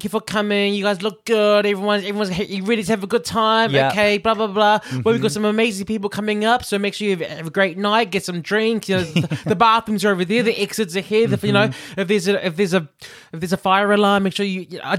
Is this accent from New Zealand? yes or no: yes; New Zealand; now in United Kingdom; I hear Liverpool, I'm in Britain, I'm watching American, and I'm Kiwi.